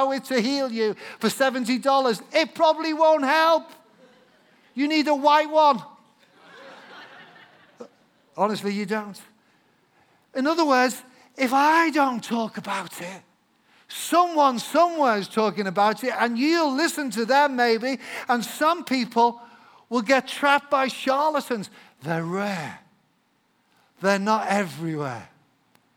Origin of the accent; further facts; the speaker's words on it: England, United Kingdom; an Englishman, because I am English